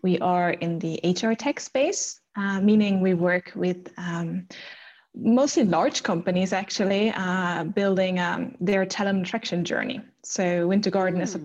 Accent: Germany; English is a second language; moved away as an adult; also born or lived in Stockholm, Sweden; now in Sweden; I'm from Germany.

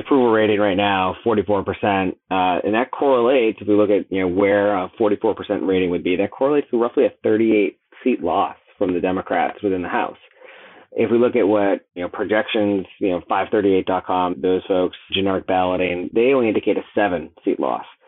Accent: Boston, Massachusetts, United States; I'm from Boston

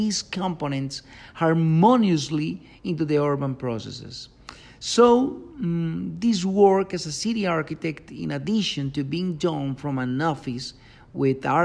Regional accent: Medellín, Antioquia, Colombia; I was born in Medellin, Colombia

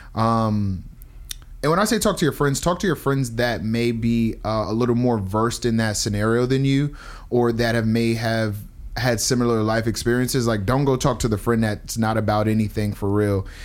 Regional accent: New Jersey, United States; I'm from Jersey.

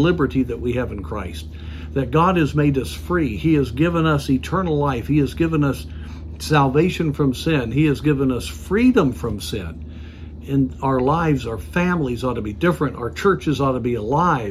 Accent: United States; as an American.

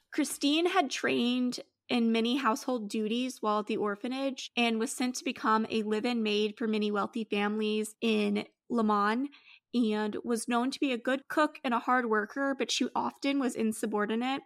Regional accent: United States; I'm very American

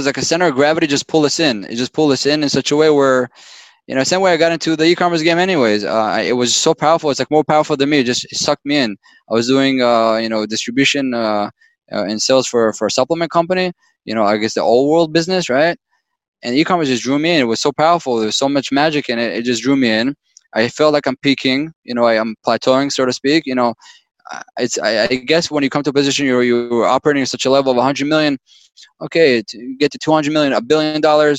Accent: Israel; moved away; I was born and raised in Israel

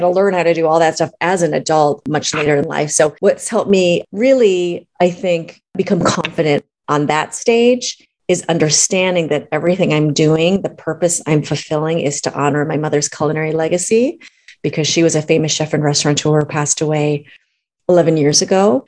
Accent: Minneapolis, Minnesota, United States; moved away as an adult; also born or lived in Boston, United States / Los Angeles, United States; I grew up in Minneapolis, Minnesota my parents immigrated from China

